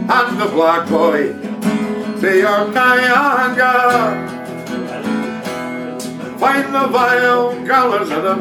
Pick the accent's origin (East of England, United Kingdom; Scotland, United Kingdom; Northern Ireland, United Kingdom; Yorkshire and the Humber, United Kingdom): Scotland, United Kingdom; Dundee; Me, Dundee. Originally. Very, very beautiful uh, garden city.